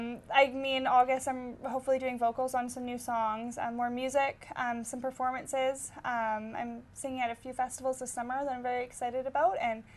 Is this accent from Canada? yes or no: yes; Winnipegosis, Manitoba, Canada; My hometown is Winnipegosis, Manitoba, and it is about 4.5 hours north of here.